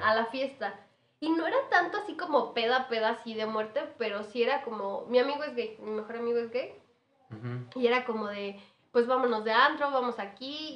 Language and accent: Spanish; Michoacán, Mexico; moved away; also born or lived in Morelia; yo soy de Michoacán, me regresé a vivir a Morelia